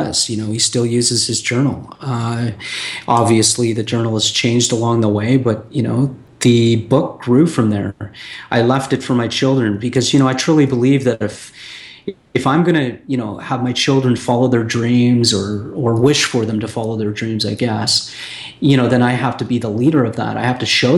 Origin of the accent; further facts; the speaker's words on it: Toronto, Ontario, Canada; moved away; my hometown in Toronto, on, you know, Ontario, Canada